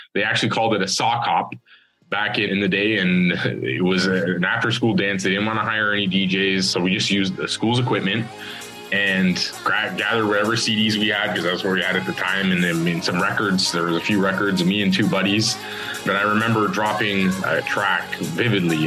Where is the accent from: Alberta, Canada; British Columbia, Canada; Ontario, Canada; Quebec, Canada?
Ontario, Canada; Toronto; I'm Scarborough born and raised.